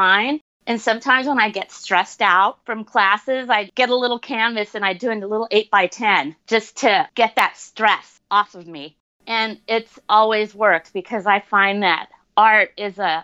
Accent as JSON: {"language": "English", "town": "Tucson", "region": "Arizona", "country": "United States", "tie": "born or raised there", "also_born_or_lived": "Guatemala", "moved": "as an adult", "said": "I grew up in Tucson, Arizona"}